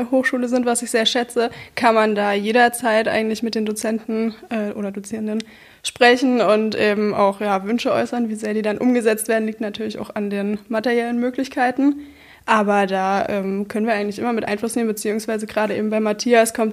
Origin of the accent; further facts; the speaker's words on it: Saxony, Germany; Aus der Nähe von Bautzen, mhm. also nicht sehr weit weg von hier.